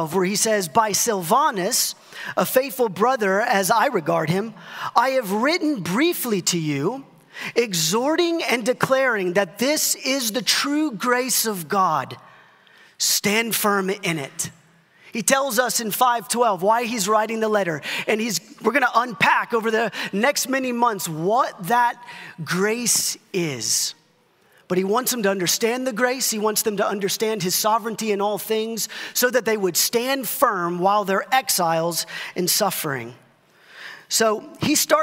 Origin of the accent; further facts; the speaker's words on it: Dallas-Fort Worth area, Texas, United States; a pastor growing up in the Dallas-Fort Worth area